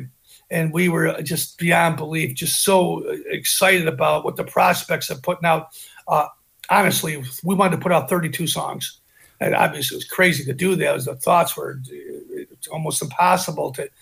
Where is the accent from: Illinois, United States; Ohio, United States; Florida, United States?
Illinois, United States; outside of Chicago; We're from Chicago